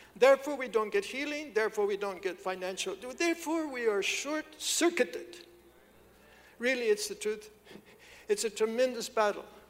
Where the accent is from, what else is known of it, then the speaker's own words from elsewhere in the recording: Kansas, United States; moved away; I'm from Kansas. There's not even water there